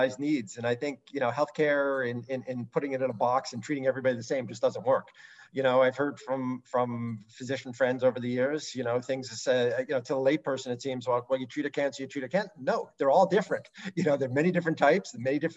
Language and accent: English; Canada; I'm Canadian